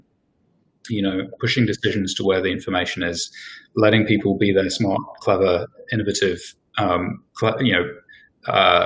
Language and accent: English; England, United Kingdom; moved away as an adult; now in New Zealand; I'm English, I've been here for 11 years now nearly